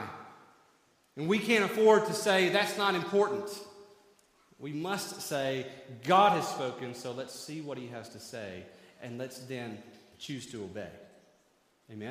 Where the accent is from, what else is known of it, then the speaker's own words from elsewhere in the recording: 30 minutes outside of Knoxville, Tennessee, United States; I grew up 30 minutes outside of Knoxville, Tennessee